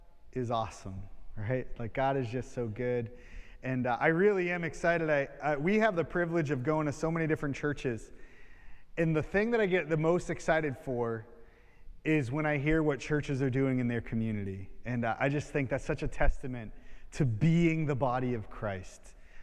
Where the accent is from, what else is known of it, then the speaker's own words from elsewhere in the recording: Malden, Massachusetts, United States; now in Bolivia; I'm from Massachusetts. I'm from Malden, born and raised, and then went on to serve in youth ministry in Central Mass.